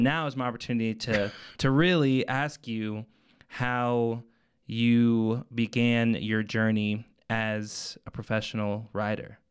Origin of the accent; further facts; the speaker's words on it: Arvada, Colorado, United States; I grew up in Arvada